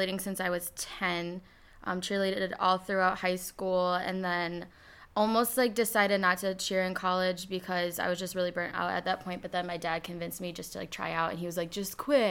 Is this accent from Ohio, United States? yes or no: yes; Toledo, Ohio, United States; moved away as an adult; now in Michigan, United States; I'm originally from Toledo, Ohio. I moved to Michigan about 6 years ago for college